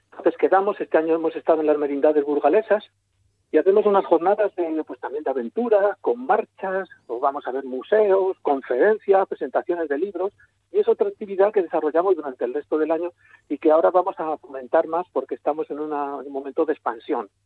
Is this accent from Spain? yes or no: yes; a village in Segovia, Castile and León, Spain; yo soy de Ontalvilla, de un pueblo de Segovia, castellano